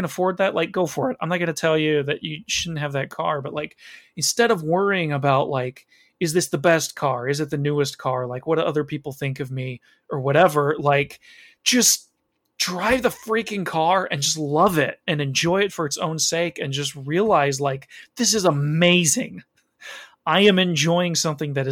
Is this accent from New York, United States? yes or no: no; Chicago, Illinois, United States; I was born in the Chicago area